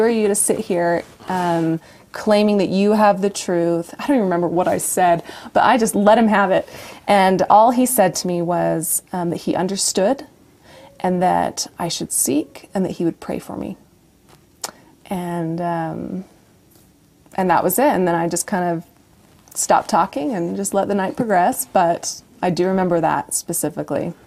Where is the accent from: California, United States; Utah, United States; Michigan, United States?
Utah, United States; Brigham City; also born or lived in Logan, Utah / Farmington, Utah / Boise, Idaho; I was born in Logan. Oh. Um, I grew up until the age of nine in Farmington, and then a brief moment in Boise, Idaho, and then we, uh, well, my parents built yeah. a home in Brigham City, and from sixth grade on, I grew up there.